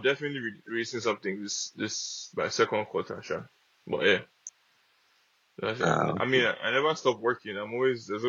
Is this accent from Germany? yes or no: no; Nigeria; I'm Nigerian